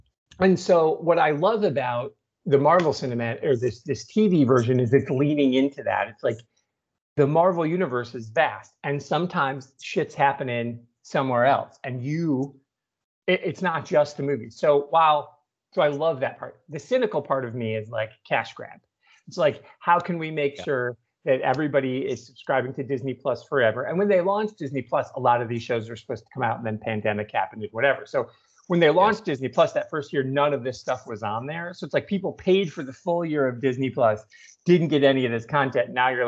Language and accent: English; England, United Kingdom; because we're both English, we're both teachers